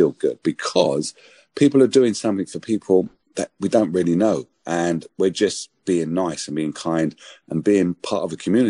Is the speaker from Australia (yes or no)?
no; London, United Kingdom; When I was growing up in Hackney